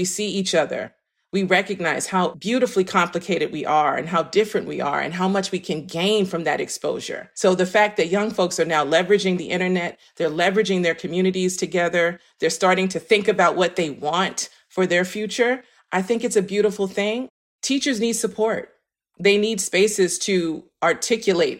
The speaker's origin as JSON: {"language": "English", "town": "New York City", "region": "New York", "country": "United States", "moved": "yes", "lives_now": "Philadelphia, United States", "said": "I am based in Philadelphia, PA, but I'm from Harlem, New York"}